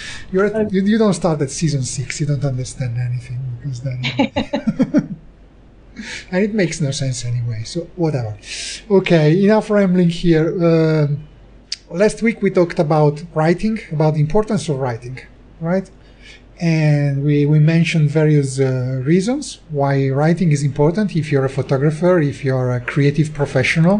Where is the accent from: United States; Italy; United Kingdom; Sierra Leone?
Italy; we're both from Italy, but actually while I live in Italy